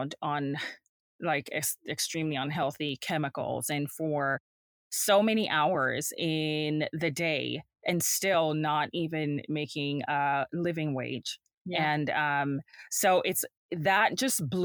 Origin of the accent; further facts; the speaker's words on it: Jamaica; moved away; I'm from Jamaica. So I'm an immigrant, and growing up there, I was around the seamstress and the dressmakers and the tailors